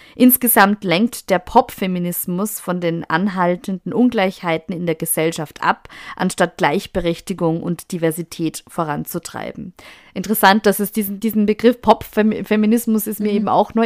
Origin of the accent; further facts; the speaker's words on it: Austria; bei uns in Österreich